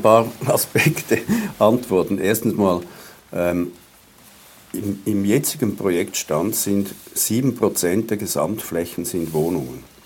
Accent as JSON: {"language": "German", "country": "Switzerland", "said": "als Schweizer"}